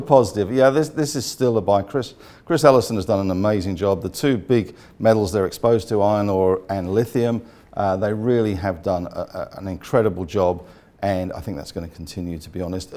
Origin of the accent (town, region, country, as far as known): Australia